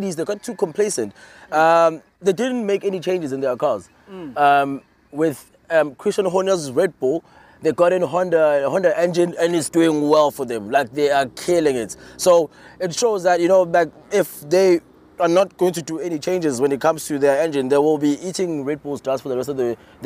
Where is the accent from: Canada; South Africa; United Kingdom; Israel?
South Africa; I'm South African